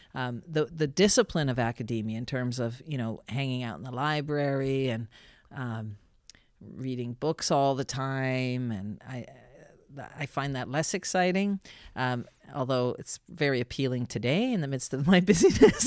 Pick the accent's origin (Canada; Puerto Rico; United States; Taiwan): Canada; Saint John, New Brunswick; moved away as an adult; also born or lived in Ottawa / United Kingdom; I grew up in Saint John, came, studied in Ottawa at Carleton